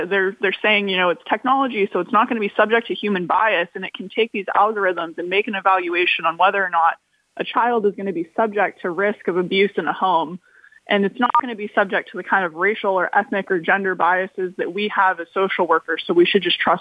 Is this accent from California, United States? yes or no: yes; California, United States; moved away; I'm originally from California, and the fires that have torn through my hometown